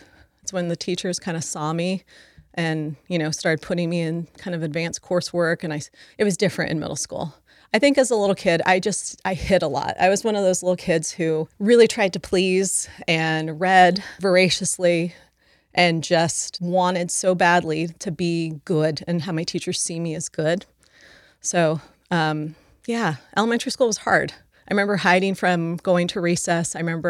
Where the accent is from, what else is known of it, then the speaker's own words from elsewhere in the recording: San Diego, California, United States; And then we were growing up in San Diego at that time. We moved not even every year, I mean, multiple times during the year, just trying to be safe from my dad.